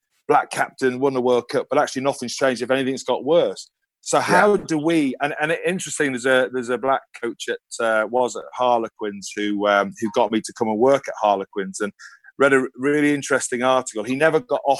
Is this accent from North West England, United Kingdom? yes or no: yes; Liverpool, North West England, United Kingdom; also born or lived in Ireland; I was born in Ireland. All my family are Irish. Came to Liverpool when I was two or three.